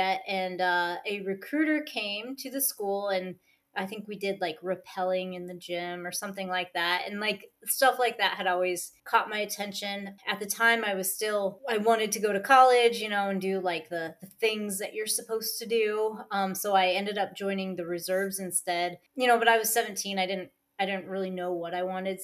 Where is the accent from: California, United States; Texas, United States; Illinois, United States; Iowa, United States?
Iowa, United States; I am originally from Iowa, which nobody ever knows where that is